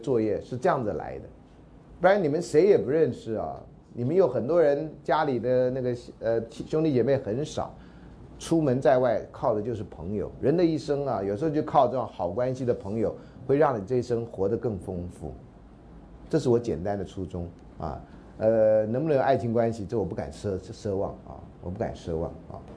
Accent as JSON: {"language": "Chinese", "country": "Taiwan", "also_born_or_lived": "United States", "said": "我们现在都是台湾人"}